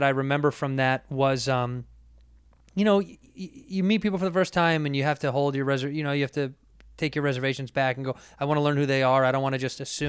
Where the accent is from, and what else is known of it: Chicago, Illinois, United States; born or raised there